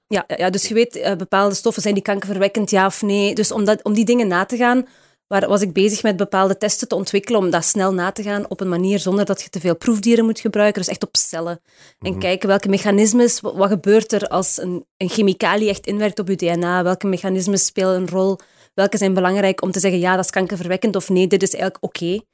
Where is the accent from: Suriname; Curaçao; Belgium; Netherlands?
Belgium; Houthalen-Helchteren, Flanders; moved away as an adult; also born or lived in Heusden-Zolder, Belgium / Brussels, Belgium / California, United States; geboren in Heuse Zolder, daar is een ziekenhuis. En getogen in Houthalen